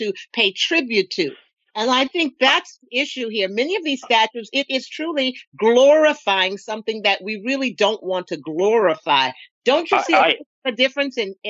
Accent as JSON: {"language": "English", "region": "the South", "country": "United States", "said": "I'm from the South"}